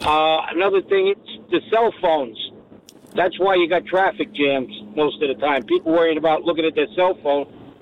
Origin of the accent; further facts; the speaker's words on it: New York City, New York, United States; now in Staten Island, United States; And I'm from Brooklyn.